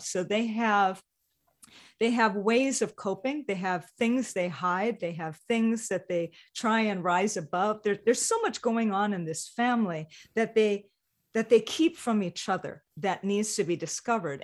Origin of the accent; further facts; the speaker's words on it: Hawaii, United States; moved away; growing up in Hawaii